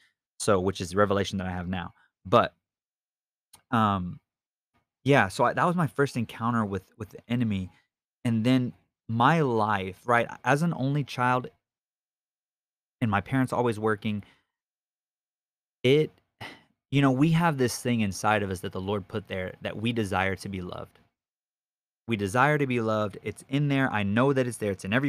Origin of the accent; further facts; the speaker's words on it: Victoria, Texas, United States; also born or lived in Keller, Texas; We were already in Victoria, and I've lived in Victoria since I was in third grade. I was born in Keller, Texas, up by Fort Worth and by Dallas